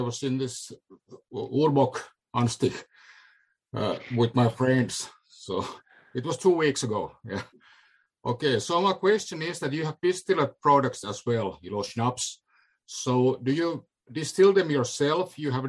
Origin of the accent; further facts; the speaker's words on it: Finland; I'm from Finland.